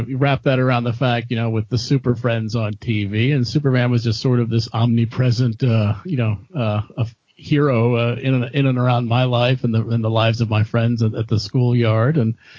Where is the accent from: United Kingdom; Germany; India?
Germany; so I've been reading comics since the early 1970s when I was a young kid growing up in Germany.